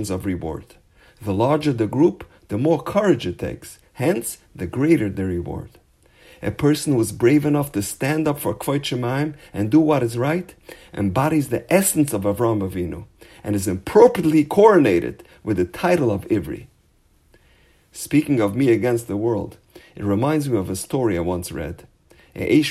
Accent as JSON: {"language": "English", "town": "Los Angeles", "region": "California", "country": "United States", "said": "I'm from a place called Los Angeles"}